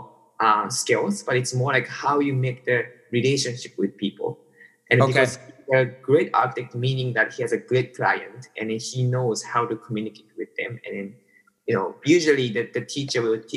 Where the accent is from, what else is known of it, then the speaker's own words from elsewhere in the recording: Tokyo, Japan; I was born and raised in Tokyo.